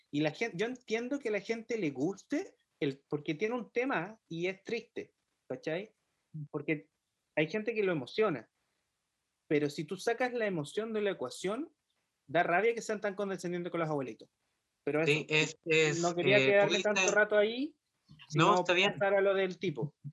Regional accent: Chile; que somos chilenos.

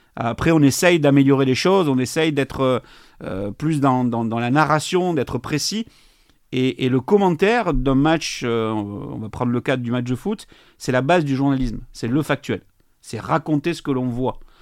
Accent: Montauban, Occitania, France; moved away; also born or lived in Bordeaux; Montauban, chez moi, dans le Tarn-et-Garonne, pas, très loin de, pas très loin de Toulouse

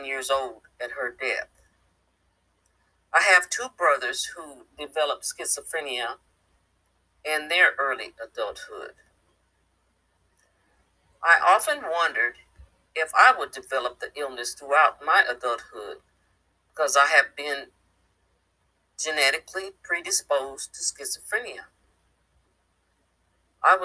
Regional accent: Midwest, United States; moved away as an adult; now in East Texas, United States; I was born in the Midwest, and that's where I lived half my life

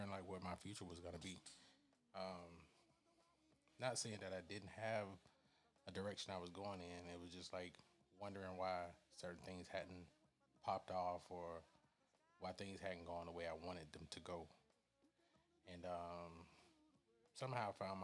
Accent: Newnan, Georgia, United States; I'm from the South. I'm from the Atlanta area, Newnan, Georgia, to be exact

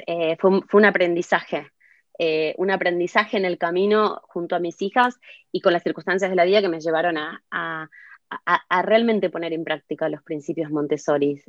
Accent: Martínez, Buenos Aires Province, Argentina; moved away as an adult; now in London, United Kingdom; Hace 21 años que vivo en Londres. Em, nací en Buenos Aires, en Martínez.

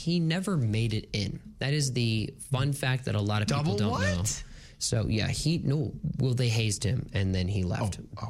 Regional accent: Westfield, New Jersey, United States; Westfield, New Jersey. She's buried in my hometown.

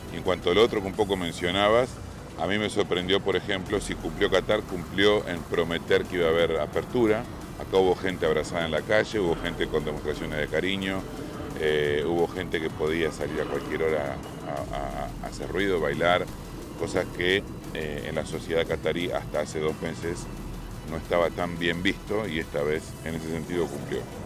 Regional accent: Argentina

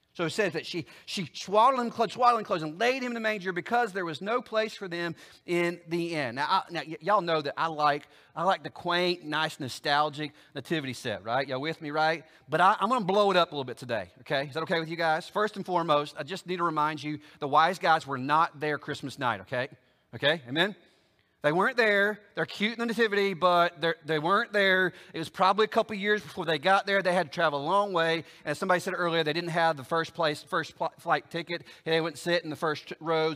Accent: Oklahoma, United States; now in Alabama, United States; I live in Alabama, but I ain't from Alabama. I'm from Oklahoma, good, bad, or ugly, right? So if I was gonna go back for a census, I'd have to travel 800 miles back to my hometown in Oklahoma

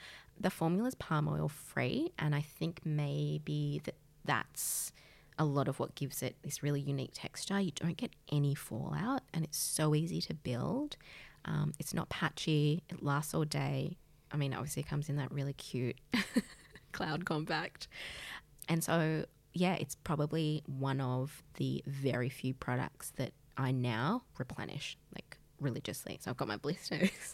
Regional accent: Australia; I'm from Australia

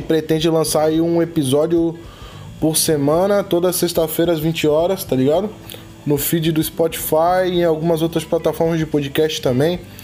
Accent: Florianópolis, Santa Catarina, Brazil; eu mudei pra Chico Mendes com dois anos e minha vivência toda de quebrada foi ali, tá ligado? Eu posso falar que eu cresci numas épocas, numa das épocas mais sinistras

